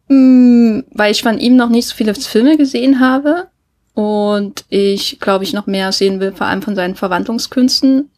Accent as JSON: {"language": "German", "region": "Thuringia", "country": "Germany", "tie": "born or raised there", "said": "meinem Thüringen, wo ich aufgewachsen bin"}